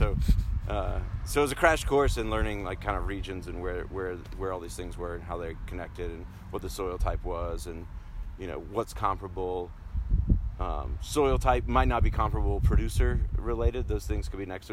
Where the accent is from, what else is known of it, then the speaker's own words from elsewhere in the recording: New Bern, North Carolina, United States; moved away as an adult; now in Oregon, United States; I grew up in North Carolina, town called New Bern